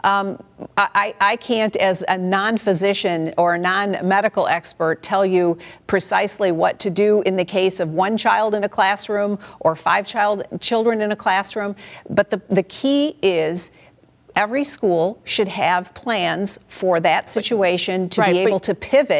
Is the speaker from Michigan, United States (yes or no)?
yes; Michigan, United States; my home state, in the city of Detroit